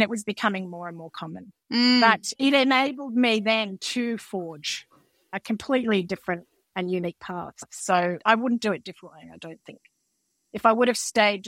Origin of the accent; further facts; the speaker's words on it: Canberra, Australian Capital Territory, Australia; growing up in Canberra